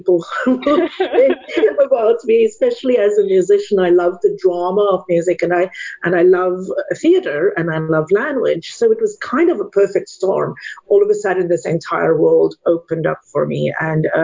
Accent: South Africa; English is a second language; moved away as an adult; now in United States; I'm from South Africa originally, and studied piano and musicology at the University of Stellenbosch

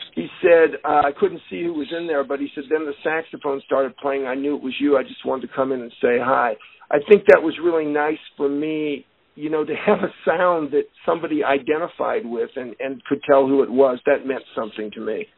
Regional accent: Denver, Colorado, United States; I was born and raised in Denver

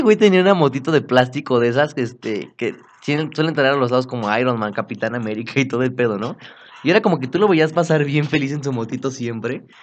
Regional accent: Apizaco, Tlaxcala, Mexico; moved away; yo nací en Tlaxcala, Apizaco, Tlaxcala, y vivía ahí un buen tiempo. Cuando yo me vine a vivir para acá

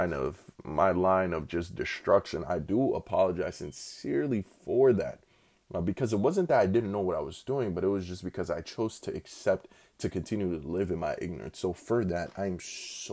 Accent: Newark, New Jersey, United States; I'm from Newark, New Jersey.

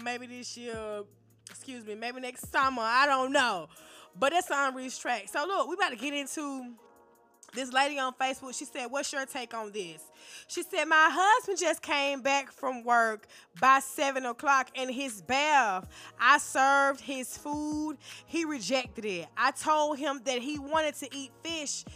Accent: the South, United States; I'm from the South. They say we slow.

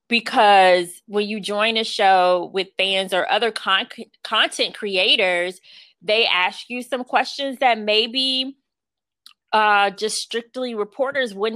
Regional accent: Jacksonville, Florida, United States; moved away as an adult; now in Washington, D.C., United States; I'm from Jacksonville, Florida, and Jacksonville didn't have a football team for years

